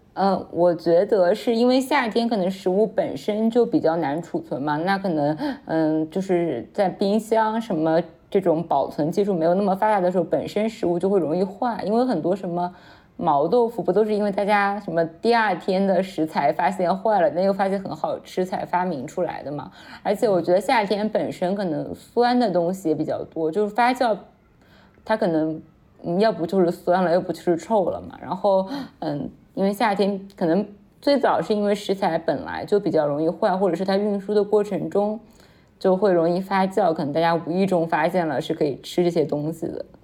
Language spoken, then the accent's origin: Chinese; Anhui, China; 我安徽这边好像还有一个东西叫臭鳜鱼